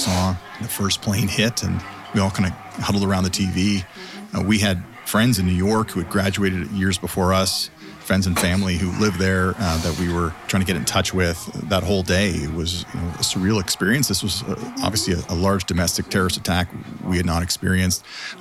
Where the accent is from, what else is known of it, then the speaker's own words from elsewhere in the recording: Toronto, Ontario, Canada; I'm born and raised in Toronto